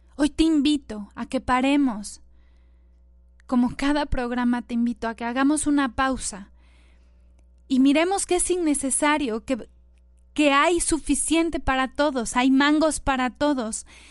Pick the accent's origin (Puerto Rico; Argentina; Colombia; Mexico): Mexico; nuestro queridísimo México